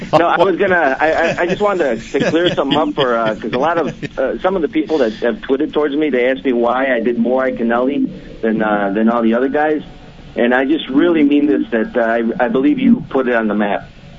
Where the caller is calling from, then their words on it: St. Charles, Illinois, United States; Right now … I'm calling from St. Charles, Illinois.